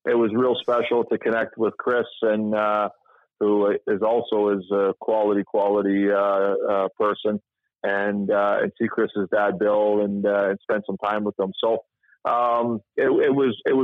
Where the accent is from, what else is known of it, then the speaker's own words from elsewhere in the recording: Toronto, Ontario, Canada; I grew up in Toronto in the 80s